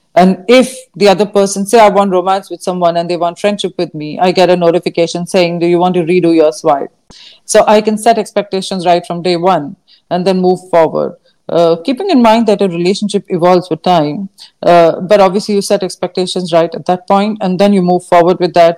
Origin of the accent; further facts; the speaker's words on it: India; growing up in India, learning uh, in school was not always very practical